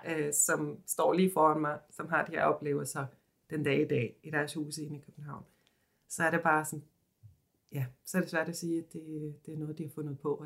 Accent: Sweden; now in Copenhagen, Denmark; jeg kommer fra Sverige

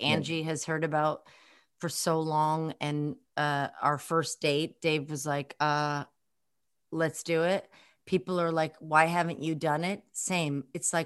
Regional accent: New York City, New York, United States; me growing up in Brooklyn. I mean, I didn't grow up where you grew up, but I grew up in Flatbush

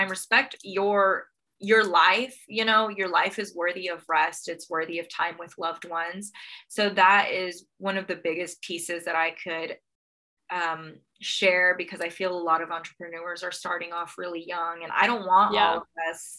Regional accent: Texas, United States; I'm from Texas and Texas is pretty conservative

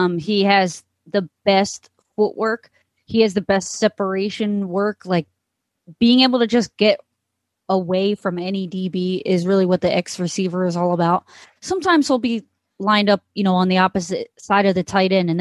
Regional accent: Philadelphia, Pennsylvania, United States; growing up in Philadelphia

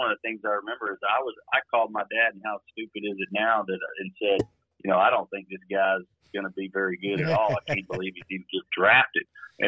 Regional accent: Shreveport, Louisiana, United States; moved away as an adult; I'm coming from Podunk, Shreveport, Louisiana, Bible Belt, and I'm now with Al Leiter in New York.

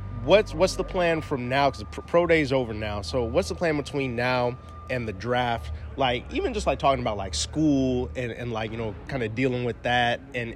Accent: Midwest, United States; moved away; I'm from the Midwest originally though.

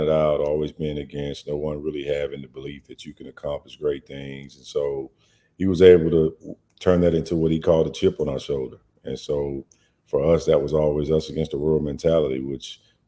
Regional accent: Ruston, Louisiana, United States; I grew up in Ruston, Louisiana

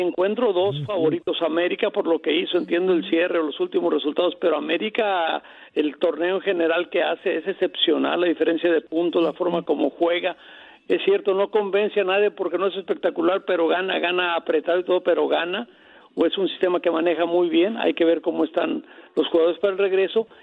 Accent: Colima, Mexico; yo soy de Colima, de Tierra Caliente

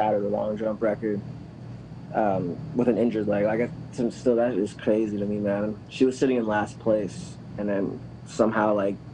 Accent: Massillon, Ohio, United States; also born or lived in Canton, Ohio; now in San Diego, United States; I grew up in Massillon and Canton

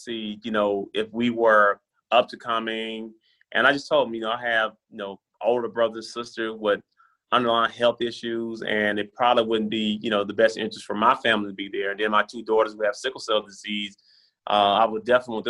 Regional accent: Brownsville, Tennessee, United States; moved away; I love the state of Tennessee, and I love my hometown, Brownsville, Tennessee

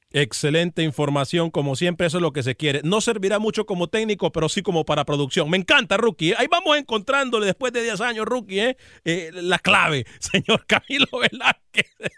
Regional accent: Honduras; accent: Honduran; se me salió el hondureño

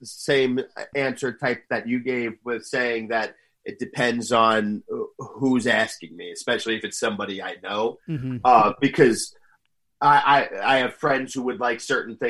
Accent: Northern New Jersey, United States; I am from Northern New Jersey

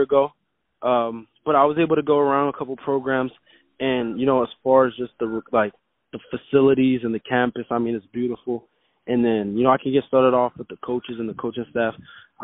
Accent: Montreal, Quebec, Canada; now in Florida, United States; I'm from Montreal originally

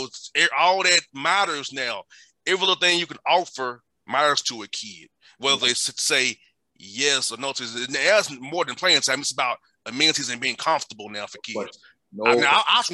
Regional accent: Atlanta, Georgia, United States; I'm from Atlanta. I'm from the hood.

